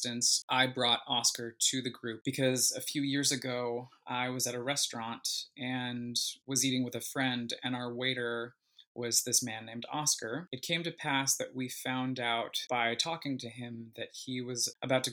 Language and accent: English; United States; the privilege that I had as an American